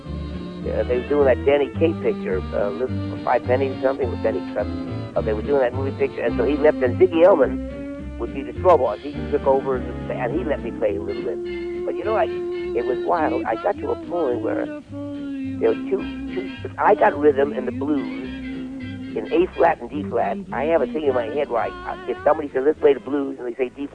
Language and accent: English; New York City, New York, United States; moved away; I came from Brooklyn, I used to box, I used to fight